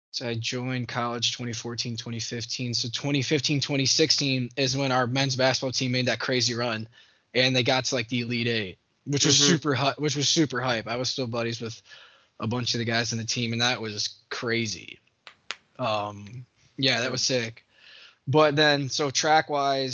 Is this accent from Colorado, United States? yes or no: no; Pinckney, Michigan, United States; I grew up in Pinckney, right outside Hell, Michigan